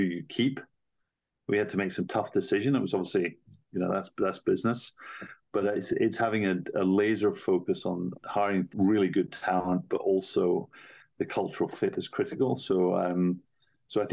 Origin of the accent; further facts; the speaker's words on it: United Kingdom; moved away; also born or lived in Asia / New York / London; I'm British, but I've worked mainly in Asia.